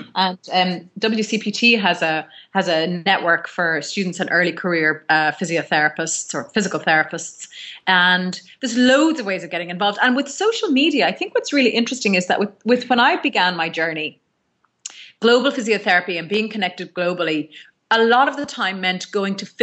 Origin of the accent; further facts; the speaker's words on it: Ireland; I'm an Irish physiotherapist.